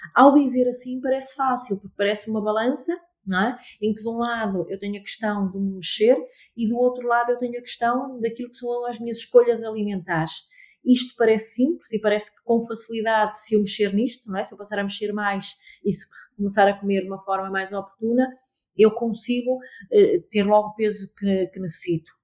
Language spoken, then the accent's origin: Portuguese; Amarante, North, Portugal; also born or lived in Lisbon; now in Porto, Portugal; Amarante é a minha terra, eh, não vivo em, em Amarante, eh, atualmente